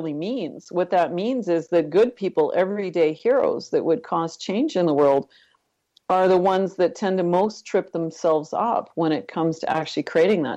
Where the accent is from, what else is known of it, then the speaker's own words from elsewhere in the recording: Northern Ontario, Canada; I actually grew up in Northern Canada, Northern Ontario